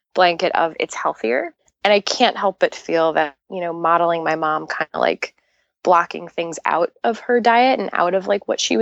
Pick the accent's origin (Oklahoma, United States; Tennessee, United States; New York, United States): New York, United States; also born or lived in Long Island, New York; I grew up in Queens